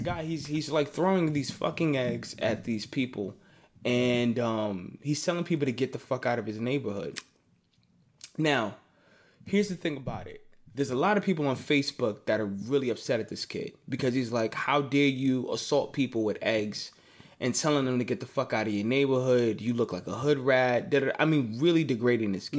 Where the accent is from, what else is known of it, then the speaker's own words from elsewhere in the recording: New York, United States; I'm from New York.